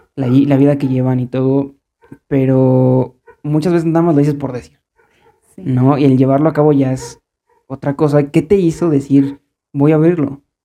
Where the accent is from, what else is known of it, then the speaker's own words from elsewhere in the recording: Mexico; como buen mexicano